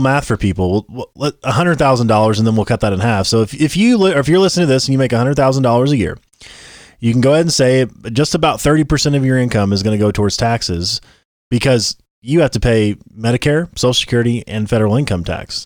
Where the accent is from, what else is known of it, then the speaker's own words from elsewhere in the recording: Southern Illinois, United States; growing up where we grew up in Southern Illinois